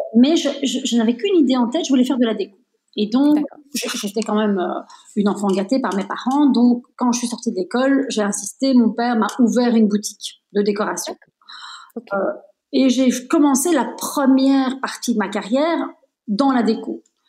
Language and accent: French; Belgium; je suis née en Belgique, mais je suis de nationalité italienne